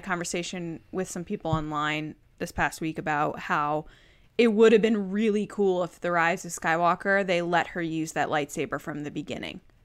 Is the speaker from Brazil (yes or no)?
no; Redding, Connecticut, United States; Reading, Connecticut, and that's my hometown.